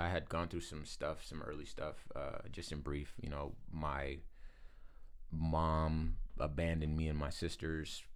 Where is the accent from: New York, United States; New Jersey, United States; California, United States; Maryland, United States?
California, United States; Compton; I am from Compton